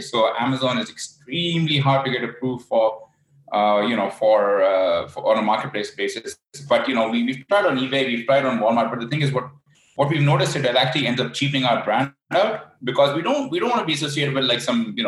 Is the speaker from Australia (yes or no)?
no; Vancouver, British Columbia, Canada; also born or lived in Bangkok; I'm originally from Vancouver, but I spend a few months of the year here in Bangkok